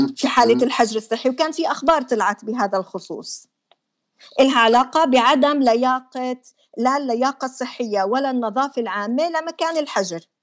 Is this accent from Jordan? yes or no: yes; Jordan; عندنا بالاردن ما في نظام اتصال متماسك